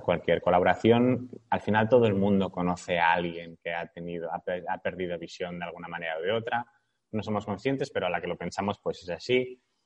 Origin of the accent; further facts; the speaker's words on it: Barcelona, Catalonia, Spain; tengo 33 años, soy de Barcelona